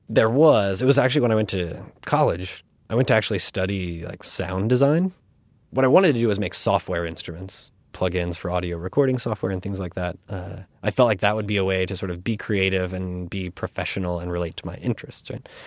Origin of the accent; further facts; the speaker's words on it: Florida, United States; also born or lived in North Carolina / Virginia; now in New York, United States; where I grew up in Florida